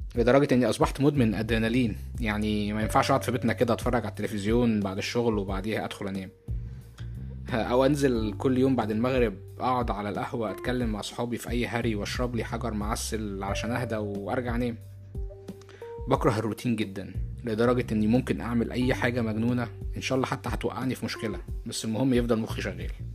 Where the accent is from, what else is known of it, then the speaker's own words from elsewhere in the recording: Egypt; moved away as an adult; now in United States; أنا اتولدت وعشت في مصر لمدة أربعة وعشرين سنة